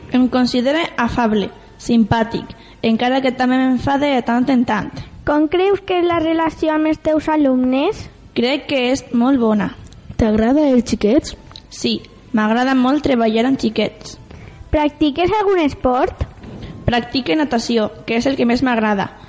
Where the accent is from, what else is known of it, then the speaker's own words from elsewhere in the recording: Castellón de la Plana, Valencian Community, Spain; D'on eres? De Castelló de la Plana.